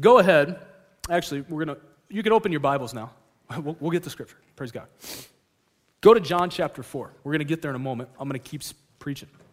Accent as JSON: {"language": "English", "region": "California", "country": "United States", "also_born_or_lived": "Alaska", "moved": "yes", "said": "I'm from California"}